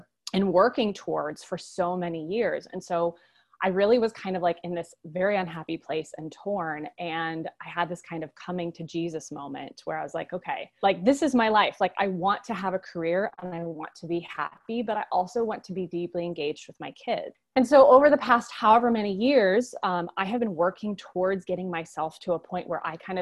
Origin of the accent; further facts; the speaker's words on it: Boulder, Colorado, United States; moved away as an adult; now in South Georgia, United States; And I'm from Boulder, Colorado originally